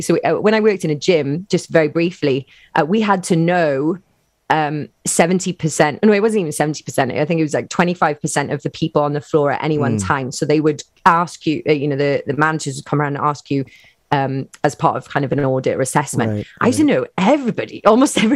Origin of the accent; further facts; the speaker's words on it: Wales, United Kingdom; as a Welsh woman